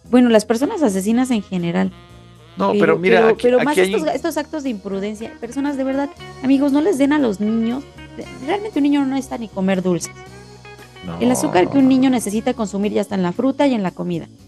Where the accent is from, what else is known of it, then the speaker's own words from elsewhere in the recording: Mexico; por muy que digan, somos mexicanos, estábamos acostumbrados, no se debe de hacer.